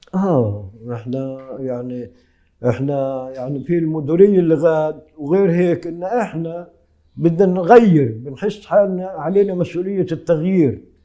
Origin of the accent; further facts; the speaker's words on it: Negev, Southern District, Israel; عندنا في النقب